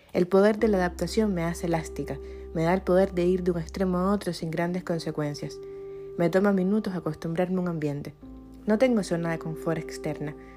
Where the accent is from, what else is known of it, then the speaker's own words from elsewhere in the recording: Cuba; Yo soy cubana